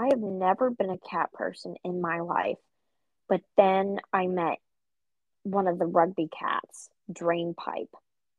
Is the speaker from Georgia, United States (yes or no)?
yes; Georgia, United States; Well, I'm from Georgia, so peach works just fine.